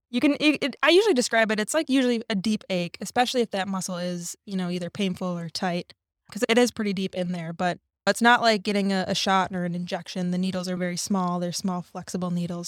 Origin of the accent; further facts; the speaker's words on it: Minnesota, United States; moved away as an adult; I grew up in Minnesota, went to school there, went to undergrad there